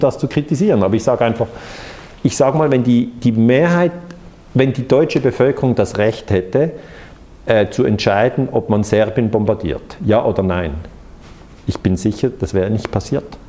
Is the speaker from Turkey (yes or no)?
no; Switzerland; als Schweizer